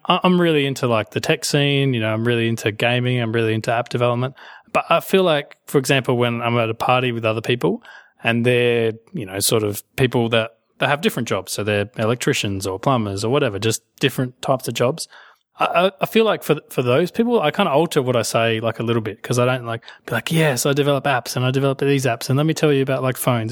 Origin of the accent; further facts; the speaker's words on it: Australia; I am Australian